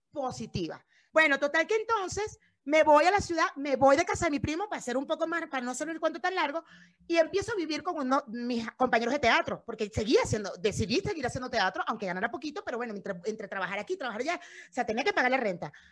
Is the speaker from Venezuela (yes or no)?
yes; Cumaná, Sucre, Venezuela; moved away as an adult; also born or lived in Caracas, Venezuela; now in Mexico; Yo soy de Cumaná. O sea, a Cumaná y Caracas, yo vivo entre los dos